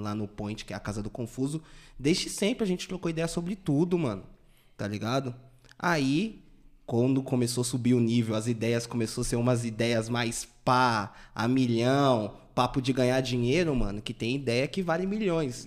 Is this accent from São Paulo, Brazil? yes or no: yes; Taboão da Serra, São Paulo, Brazil; sempre morei no Taboão, né, mano? Acho que eu nunca saí do Taboão